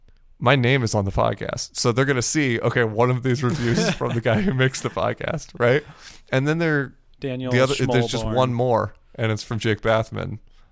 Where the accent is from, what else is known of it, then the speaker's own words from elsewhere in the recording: Japan; I grew up in Japan and I don't know wrestling.